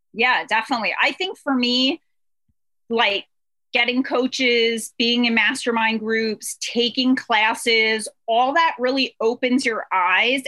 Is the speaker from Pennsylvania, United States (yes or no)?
yes; Pennsylvania, United States; We are from Pennsylvania